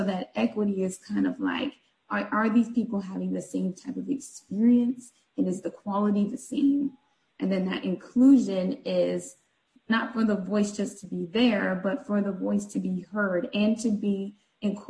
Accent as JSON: {"language": "English", "town": "San Bernardino", "region": "California", "country": "United States", "also_born_or_lived": "Miami, Florida", "moved": "yes", "lives_now": "Atlanta, United States", "said": "I'm originally from California, Southern California, San Bernardino. I now live in Atlanta with my husband"}